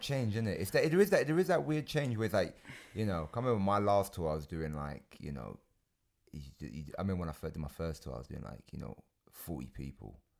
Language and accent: English; United Kingdom; I'm British.